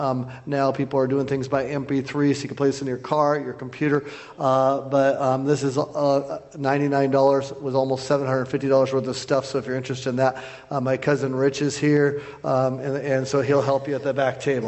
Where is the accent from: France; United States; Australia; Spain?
United States; Bozeman, Montana; I'm from Bozeman, Montana.